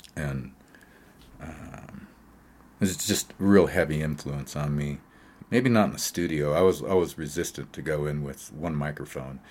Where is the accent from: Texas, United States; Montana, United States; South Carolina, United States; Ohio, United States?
Montana, United States; Great Falls; now in Colorado, United States; When I was a child, uh, growing up in Great Falls, Montana, uh, in the seventies, I guess, is when we arrived there, maybe seventy-five or so